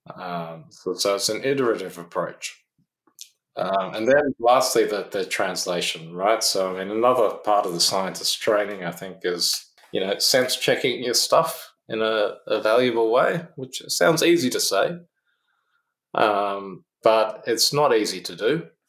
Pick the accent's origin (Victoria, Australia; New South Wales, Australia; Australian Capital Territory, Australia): Australian Capital Territory, Australia; Canberra; also born or lived in Oxford / United States; now in Sydney, Australia; I'm from Canberra originally